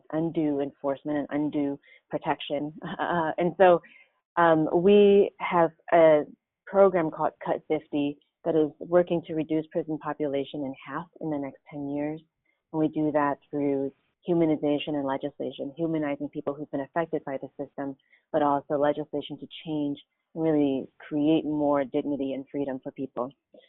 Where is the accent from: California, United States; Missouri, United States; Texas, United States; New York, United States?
California, United States; Oakland; I grew up in Oakland, and primarily during the crack years, and it's known as the 80s, 1980s